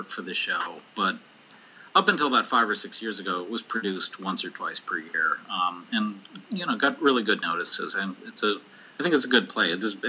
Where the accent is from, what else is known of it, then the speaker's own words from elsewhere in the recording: Minnesota, United States; also born or lived in Omaha; Yeah, yeah. I mean, in my heart of hearts, I'm a Minnesotan. And every time I've gone away, I felt more Minnesotan.